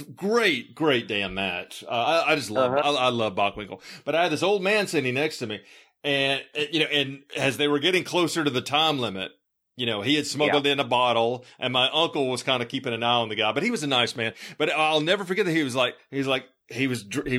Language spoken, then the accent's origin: English; Memphis, Tennessee, United States; growing up in Memphis